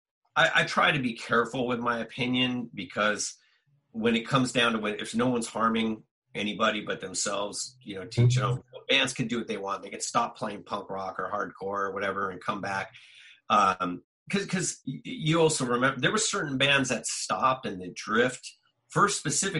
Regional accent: Southern California, United States; we're just dudes from Southern California

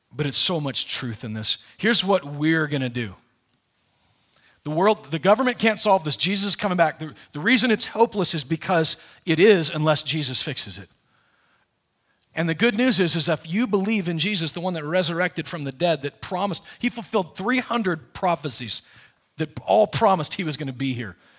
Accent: Nebraska, United States; I was raised in, I was raised in Nebraska

